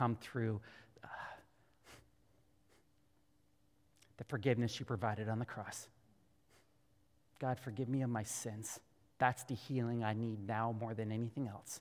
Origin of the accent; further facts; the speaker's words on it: Canada; being a Canadian Christian